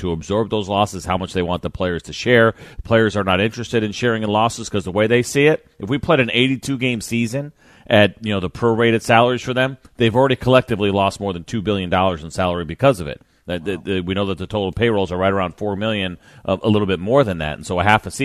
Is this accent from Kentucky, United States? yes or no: no; New York, United States; growing up in New York